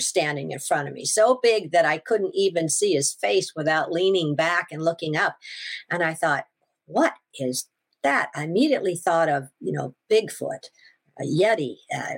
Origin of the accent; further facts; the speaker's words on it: Washington, United States; I'm from Washington